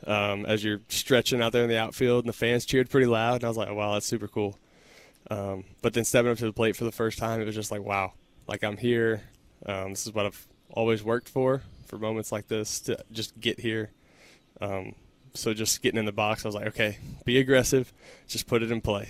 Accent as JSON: {"language": "English", "region": "Texas", "country": "United States", "tie": "born or raised there", "said": "growing up in Texas, then going to Texas Tech, staying in Texas for my pro career"}